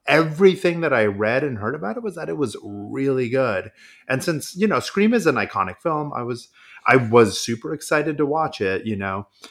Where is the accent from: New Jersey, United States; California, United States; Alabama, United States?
California, United States; Modesto; My hometown of Modesto